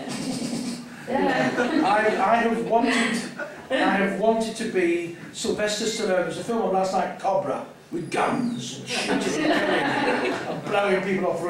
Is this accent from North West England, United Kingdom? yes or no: yes; Manchester, North West England, United Kingdom; accent: Northern; I come from Manchester